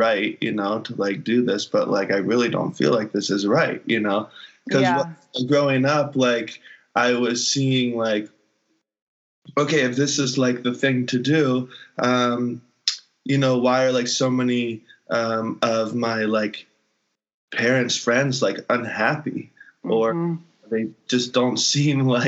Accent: Hilton Head, South Carolina, United States; moved away; on Hilton Head specifically, like growing up in that community

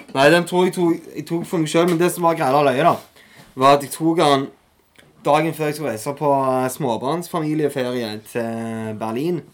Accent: Norway; also born or lived in Etne / Kampen / Taiwan; litt ute på barneskolen, så flytta jeg til Kjensvoll.

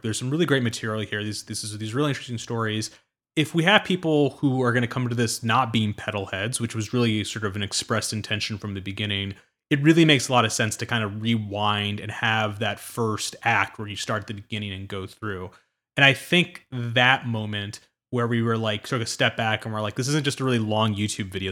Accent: suburbs of Washington, D.C., District of Columbia, United States; I grew up in the East Coast in the suburbs of D C

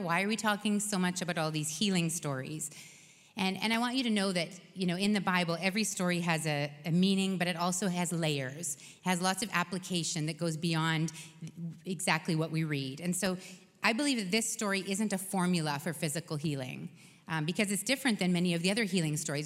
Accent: Canada; we're Canadian

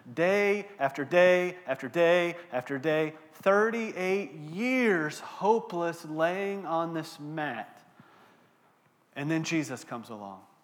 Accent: Texas, United States; moved away; I'm from Texas, born and raised in Texas

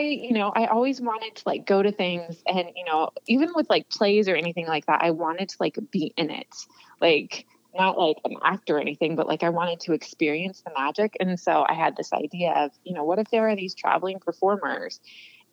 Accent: California, United States; I'm from California, grew up going to Disneyland

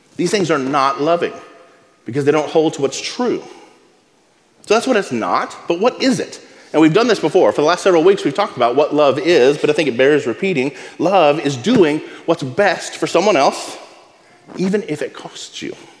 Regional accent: Abilene, Texas, United States; When I was a kid, I grew up in West Texas, in Abilene.

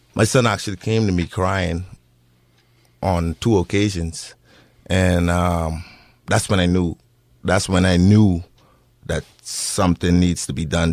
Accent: Bahamas; moved away as an adult; now in Bend, United States; I'm not from America, I'm from the Bahamas

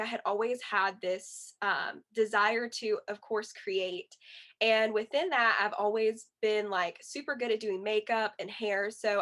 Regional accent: Yadkin County, North Carolina, United States; also born or lived in Wilkesboro, North Carolina / Cullowhee, North Carolina; So then around third grade or second grade, we moved to Yadkin County

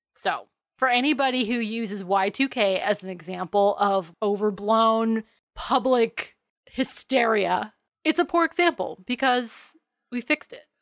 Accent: United States; I grew up on Long Island Sound, so the waves are relatively small to non-existent out there.

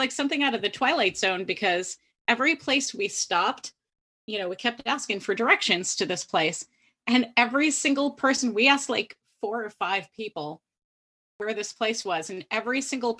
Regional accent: Illinois, United States; moved away; Illinois. I'm from Illinois.

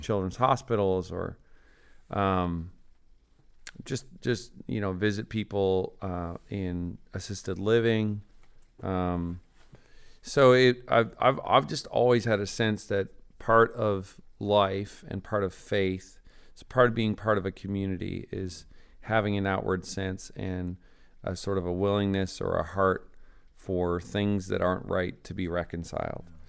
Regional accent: Newfoundland and Labrador, Canada; I grew up in Newfoundland, Canada.

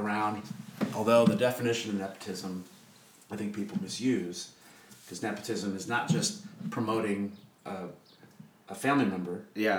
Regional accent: Des Moines, Iowa, United States; I am from Des Moines. Okay. I, am from the east side of Des Moines, and my parents pastored a Pentecostal church on the east side.

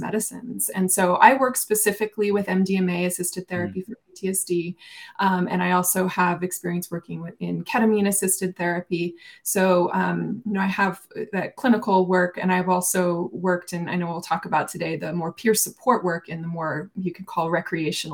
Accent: Taos, New Mexico, United States; moved away as an adult; now in Boulder, United States; I came here for grad school, but I'm originally from Taos, New Mexico

